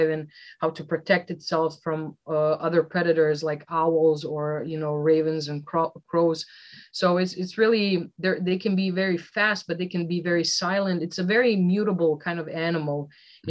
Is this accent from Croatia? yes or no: yes; Velika Gorica, Zagreb County, Croatia; my hometown of Velika Gorica is such a small, teeny tiny town